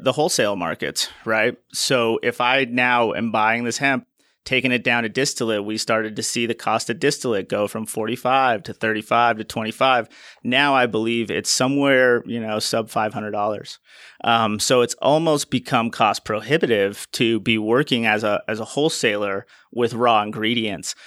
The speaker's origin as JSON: {"language": "English", "region": "Utah", "country": "United States", "tie": "born or raised there", "also_born_or_lived": "Colorado", "moved": "as an adult", "said": "when the laws back here in my home state in Utah changed in twenty eighteen to allow and regulate the production of hemp and C B D, I moved back out here"}